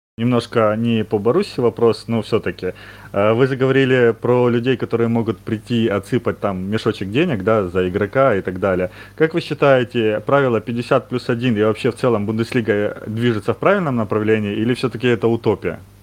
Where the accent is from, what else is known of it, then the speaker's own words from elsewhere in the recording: Ukraine; Я вот сам из Украины